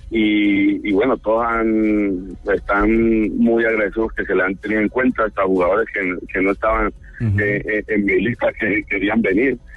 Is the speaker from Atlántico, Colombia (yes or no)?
no; Cali, Valle del Cauca, Colombia; yo me crié en Cali